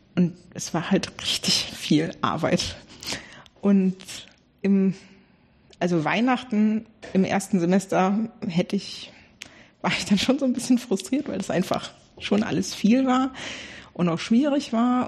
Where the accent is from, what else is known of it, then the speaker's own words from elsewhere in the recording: Bremerhaven, Bremen, Germany; ich komme ursprünglich aus Bremerhaven